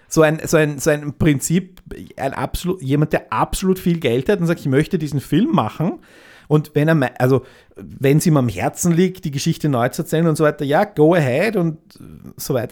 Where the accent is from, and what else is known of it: Austria